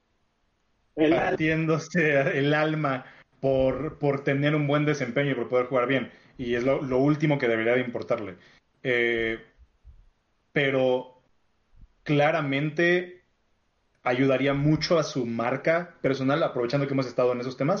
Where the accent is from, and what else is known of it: Mexico